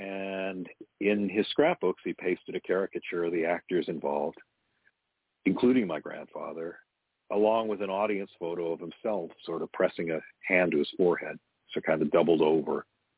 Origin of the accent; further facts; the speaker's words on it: Cleveland, Ohio, United States; I grew up in Cleveland